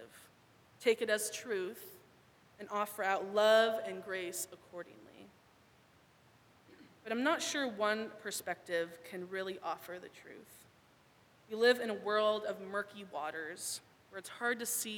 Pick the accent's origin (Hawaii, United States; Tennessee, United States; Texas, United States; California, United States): California, United States; Thousand Oaks; moved away as an adult; now in Portland, United States; I am from Thousand Oaks, but now I live in the Pacific Northwest